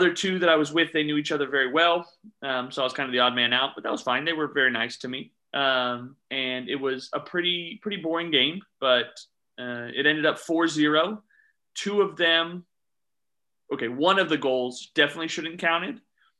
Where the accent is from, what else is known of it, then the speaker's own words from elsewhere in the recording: Houston, Texas, United States; moved away as an adult; now in Dallas-Fort Worth, United States; My wife and I were born and raised in Houston, Texas